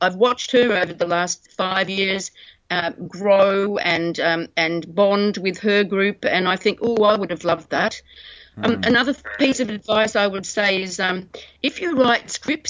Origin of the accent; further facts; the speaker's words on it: Australia; we're Australian